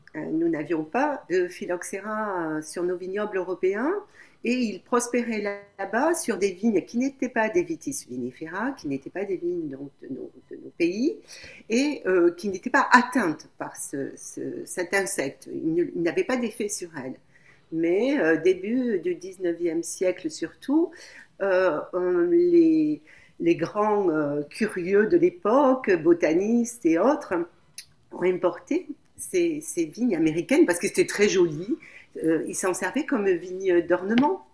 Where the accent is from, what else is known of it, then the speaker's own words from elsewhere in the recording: France; chez nous en France